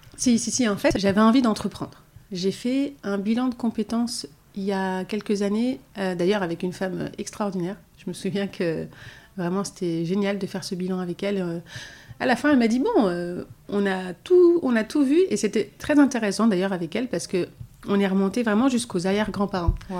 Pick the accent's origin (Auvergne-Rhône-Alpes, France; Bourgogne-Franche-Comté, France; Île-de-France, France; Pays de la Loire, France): Île-de-France, France; Orly; j'ai grandi dans un quartier à Orly, dans le Val-de-Marne